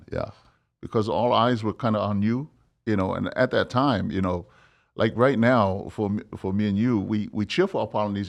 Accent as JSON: {"language": "English", "country": "Samoa", "tie": "born or raised there", "lives_now": "United States", "said": "I think about how I grew up in Samoa, man. You know, when you didn't even get a ball to play with."}